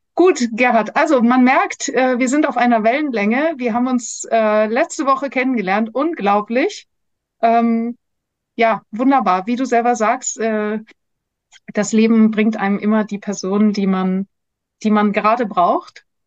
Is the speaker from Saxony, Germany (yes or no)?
no; Munich, Bavaria, Germany; wir sind beide aufgewachsen in München